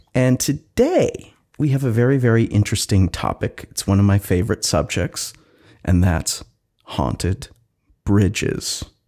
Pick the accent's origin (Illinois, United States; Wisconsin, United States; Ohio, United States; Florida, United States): Wisconsin, United States; now in Seattle, United States; my home state of Wisconsin